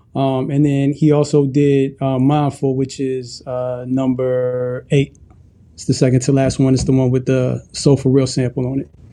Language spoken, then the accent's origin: English; Ethiopia; moved away; I'm originally from Ethiopia